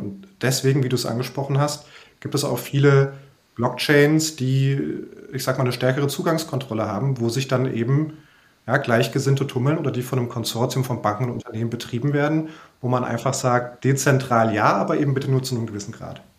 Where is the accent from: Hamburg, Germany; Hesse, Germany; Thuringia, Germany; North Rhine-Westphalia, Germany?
Hesse, Germany; Frankfurt; ich bin ja auch Frankfurter